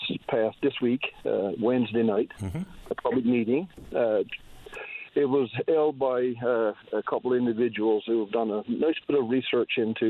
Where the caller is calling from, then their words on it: Point Leamington, Newfoundland and Labrador, Canada; I'm calling from Point Lymington as a concerned citizen regarding those winds.